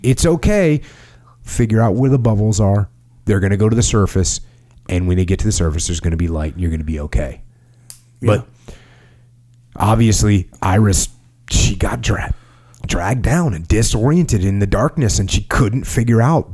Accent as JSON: {"language": "English", "country": "United States", "said": "as an American"}